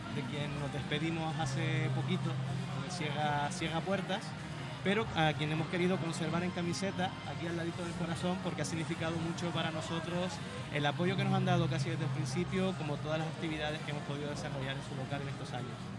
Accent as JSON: {"language": "Spanish", "region": "Canary Islands", "country": "Spain"}